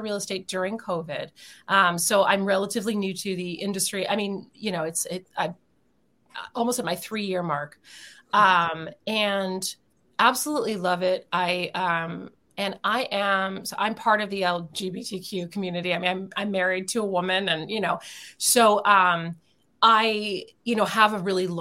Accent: Philadelphia, Pennsylvania, United States; moved away; I'm from Philadelphia originally

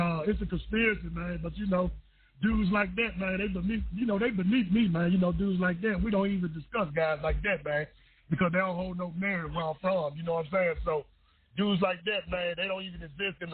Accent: Memphis, Tennessee, United States; growing up in Memphis. It was rough, man

